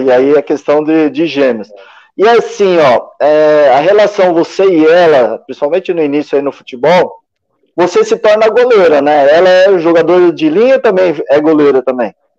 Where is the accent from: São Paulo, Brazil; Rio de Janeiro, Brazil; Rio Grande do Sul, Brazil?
São Paulo, Brazil; São Bernardo do Campo; eu sou de São Bernardo, é vizinho.